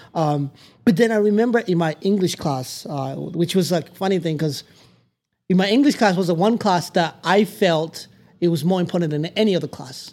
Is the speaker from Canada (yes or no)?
no; Tanzania; English is a second language; also born or lived in Democratic Republic of the Congo / Palo Duro Canyon area, United States; now in United States; We lived in all these refugee camps since we arrived in Tanzania